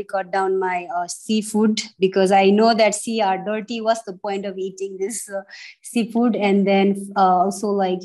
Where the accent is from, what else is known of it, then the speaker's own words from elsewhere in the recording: Terai, Nepal; also born or lived in Kathmandu, Nepal / Pokhara, Nepal; When I was growing up in Tarai, Tarai was so clean